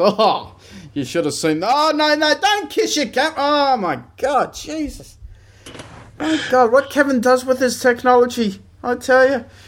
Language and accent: English; Australia; being an Australian